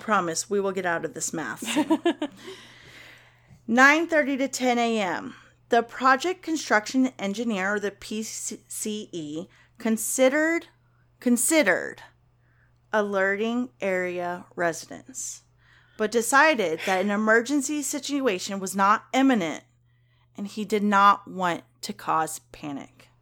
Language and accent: English; Kentucky, United States; I'm from Kentucky